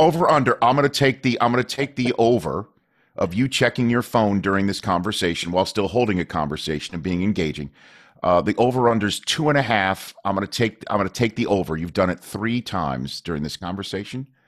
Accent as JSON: {"language": "English", "town": "New York City", "region": "New York", "country": "United States", "tie": "born or raised there", "moved": "yes", "said": "I'm from Staten Island"}